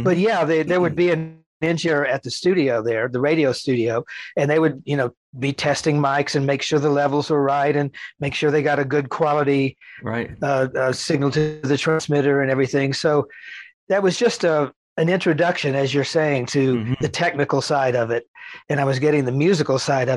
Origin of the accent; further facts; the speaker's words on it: Texas, United States; growing up in Texas